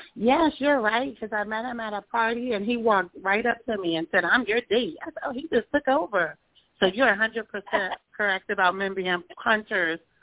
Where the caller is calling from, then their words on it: New Jersey, United States; I'm calling from New Jersey.